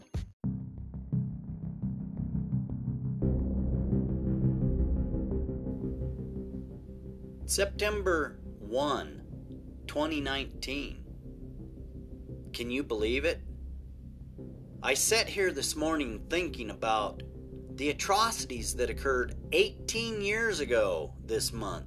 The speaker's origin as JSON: {"language": "English", "country": "United States", "tie": "born or raised there", "said": "As a young man growing up in America"}